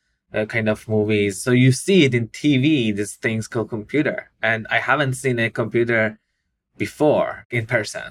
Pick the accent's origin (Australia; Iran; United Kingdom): Iran; moved away; I grew up in Iran